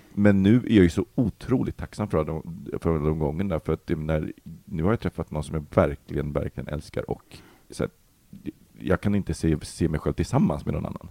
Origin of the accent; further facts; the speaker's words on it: Sweden; also born or lived in Poland; uppväxt i förorten